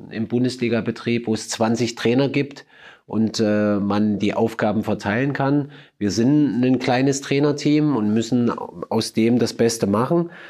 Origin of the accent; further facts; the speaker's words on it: Germany; Und natürlich als Deutscher ist natürlich klar, dass ich mir wünsche, dass mein Land das macht